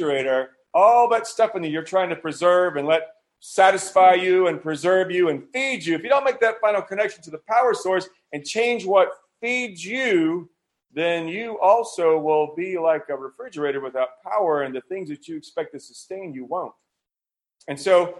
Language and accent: English; United States; moved away; I'm not from here. I was born in America